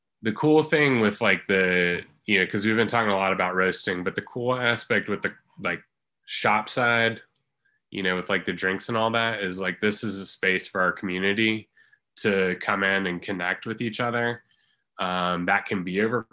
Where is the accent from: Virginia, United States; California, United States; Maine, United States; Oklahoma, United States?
Virginia, United States; Christiansburg; also born or lived in Harrisonburg, Virginia; I was born in Christiansburg. And I pretty much have lived here my entire life.